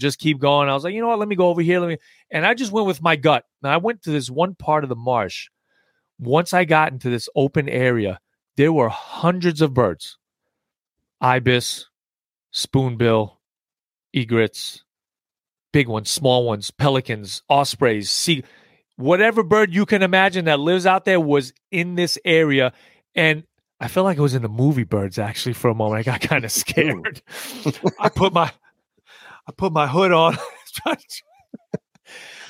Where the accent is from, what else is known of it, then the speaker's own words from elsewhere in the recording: New York, United States; accent: New York; moved away; I just got back from New York. So it's my little accent thickened up a little bit